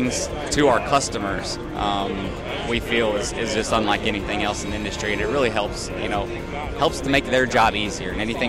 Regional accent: Missouri, United States; now in Georgia, United States; I used to always actually get, even though I was born and raised in Missouri, people used to think my accent was from the Southeast

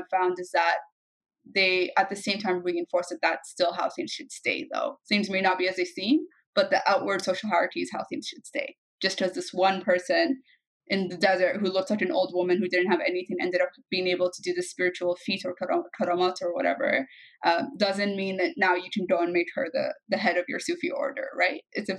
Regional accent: Kuwait; also born or lived in Egypt; and I had similar things growing up in Kuwait and in Egypt, right?

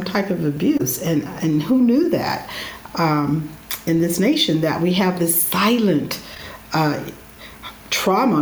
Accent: Northern California, United States; moved away as an adult; now in Chicago, United States; I'm a native Californian, Northern California

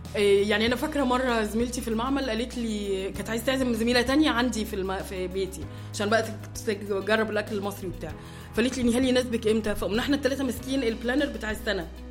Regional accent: Egypt; now in Germany; عندنا في مصر

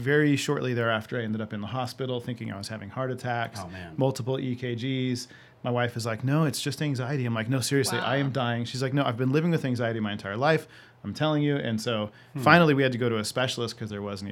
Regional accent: Yucaipa, California, United States; also born or lived in Orange County, California; From fifth grade on, I grew up in Yucaipa, California.

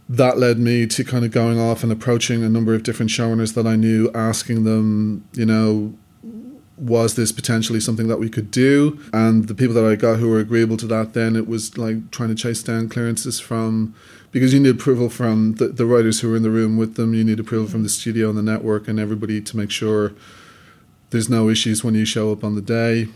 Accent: Dublin, Leinster, Ireland; I'm a filmmaker from Dublin, Ireland.

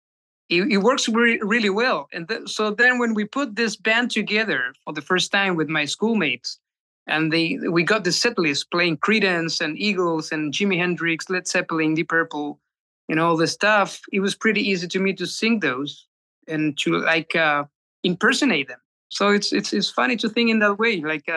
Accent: Chile; now in Spain; Yeah. Yeah. I moved from Chile to Spain. Yeah.

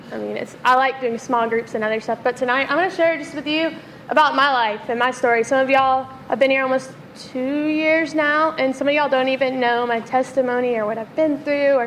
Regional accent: Memphis, Tennessee, United States; also born or lived in South Carolina; I grew up in Memphis, born and raised. We moved to South Carolina for a few years, and then we came back

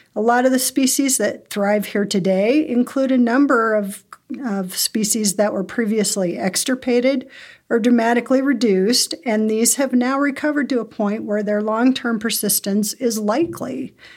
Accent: Bozeman, Montana, United States; I grew up in Bozeman

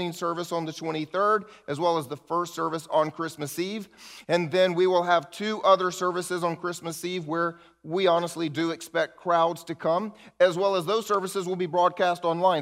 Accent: the South, United States; I grew up in the South with old Southerners

